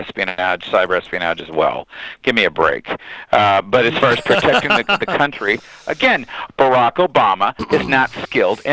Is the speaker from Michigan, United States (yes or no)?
yes; Michigan, United States; I'm from Michigan